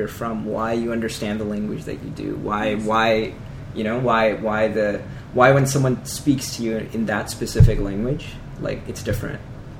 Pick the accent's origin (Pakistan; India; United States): Pakistan; moved away; I mean, I'm Pakistani, I've been to Pakistan a million times.